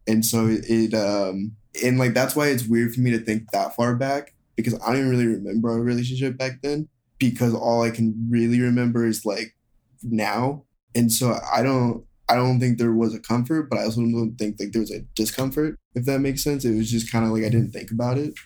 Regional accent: Seattle, Washington, United States; moved away as an adult; now in Los Angeles, United States; I'm from Seattle, like I said, and so I lived, like, kind of in the woods

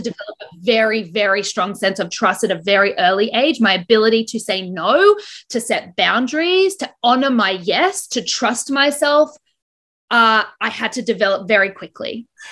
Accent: Brisbane, Queensland, Australia; now in Toronto, Canada; I was born in Brisbane, currently living in Toronto, Canada

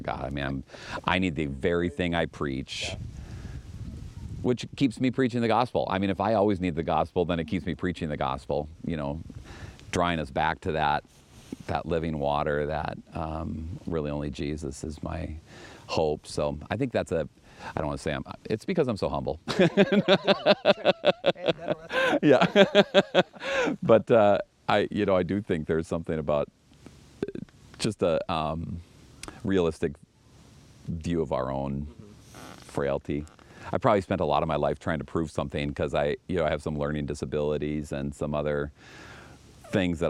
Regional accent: Los Angeles, California, United States; moved away as an adult; also born or lived in Minneapolis, Minnesota; I was born in San Pedro. I was born a block away from where the church is that I serve and where I live

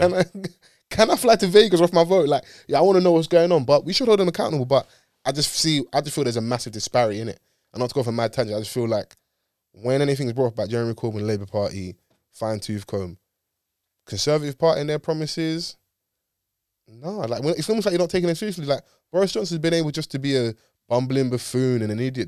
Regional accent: London, United Kingdom; I grew up in Dulwich

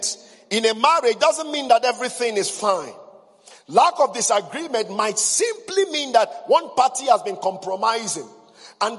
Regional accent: Igbo, West Africa, Igboland, Nigeria; in West Africa, we're highly patriarchal. Number two, I came from the Igbo tribe

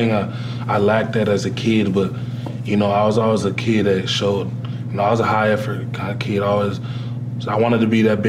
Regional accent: Ottawa, Ontario, Canada; moved away; I was born and raised in Ottawa, Ontario, Canada.

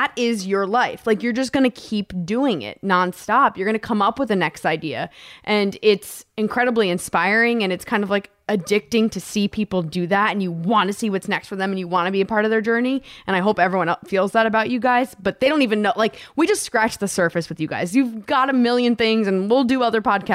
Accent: East Coast, United States; I grew up on the East Coast

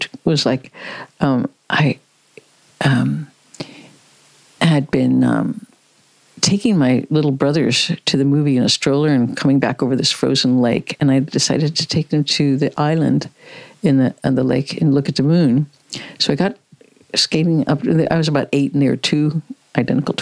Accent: Midwest, United States; I grew up in the Midwest in the United States

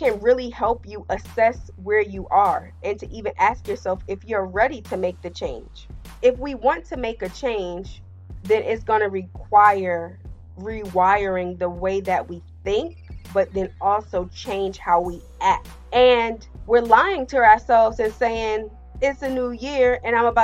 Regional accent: New Jersey, United States; he is based in my home state.

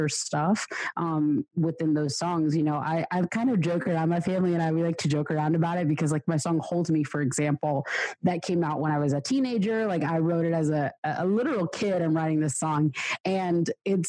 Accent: Georgia, United States; I was born and raised in the States. I grew up in Georgia, southeast of USA, United States

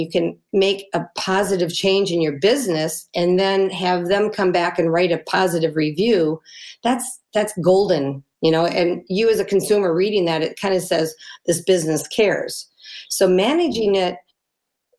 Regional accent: United States; we're so American

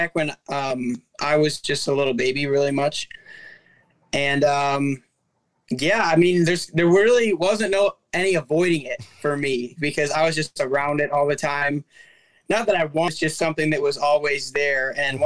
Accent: Michigan, United States; Michigan. I born and raised here

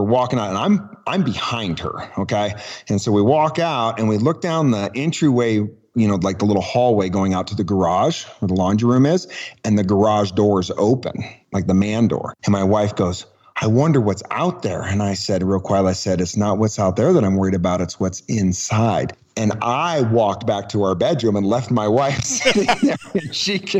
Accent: Truckee, California, United States; also born or lived in Oakland, California; moved up here when I was one

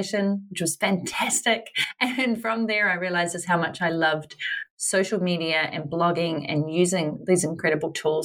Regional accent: New Zealand; moved away as an adult; I'm originally from New Zealand, currently back in New Zealand

